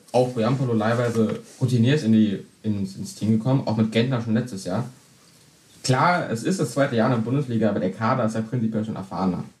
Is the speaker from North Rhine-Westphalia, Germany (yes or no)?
no; Berlin, Germany; ich als gebürtiger Berliner natürlich Fan vom 1. FC Union Berlin.